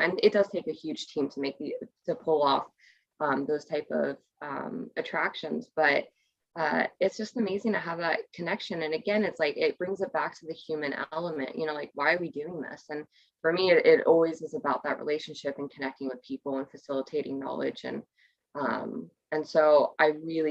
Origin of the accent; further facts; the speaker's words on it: Ventura County, Southern California, United States; I grew up in Ventura County. So that's Southern California